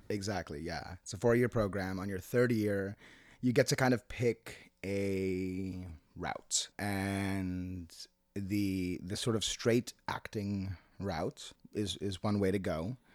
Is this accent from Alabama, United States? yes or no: no; Seattle, Washington, United States; also born or lived in Managua, Nicaragua / Jalapa, Nicaragua; now in New York, United States; I grew up in Seattle